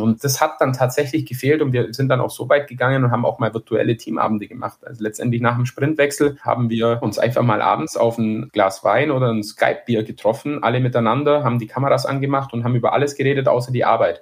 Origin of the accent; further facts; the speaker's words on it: Bavaria, Germany; man hört's ja vielleicht, ich komme aus Bayern